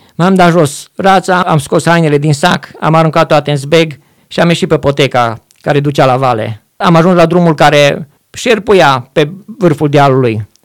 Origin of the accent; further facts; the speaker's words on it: Arad, Arad County, Romania; moved away as an adult; de unde sunt eu? Zic, din Arad